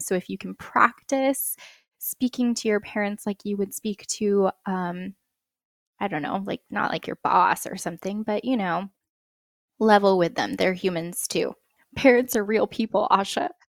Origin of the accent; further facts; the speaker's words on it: United States; I'm first generation American, which always comes with its own quirks, but, you know, for me, being half Filipino